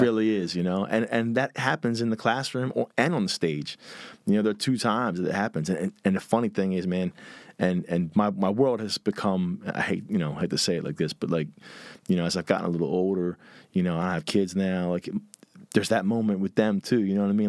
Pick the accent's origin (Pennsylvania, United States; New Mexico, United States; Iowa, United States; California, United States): Pennsylvania, United States; Philadelphia; I grew up, um, right on the border of, like, Northeast Philly and Huntington Valley